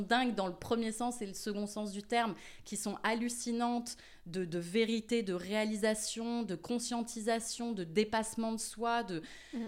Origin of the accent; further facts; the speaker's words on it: Paris, Île-de-France, France; moved away as an adult; now in Marseille, France; j'ai grandi à Paris. Je suis euh, une vraie Montmartroise